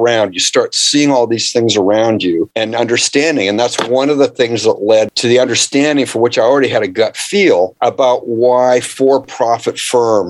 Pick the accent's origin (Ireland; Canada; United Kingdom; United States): Canada; I grew up in Canada